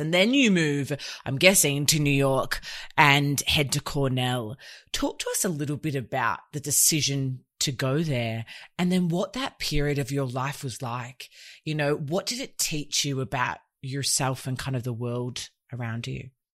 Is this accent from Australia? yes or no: yes; Australia; I was born here in Oz